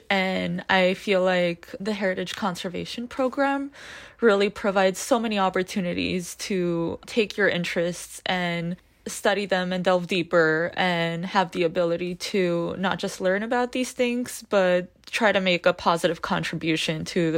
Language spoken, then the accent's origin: English; Los Angeles, California, United States; I was born and raised in Los Angeles, basically East Hollywood, my whole life. I've been in the Armenian community here, like Little Armenia, basically since I was born.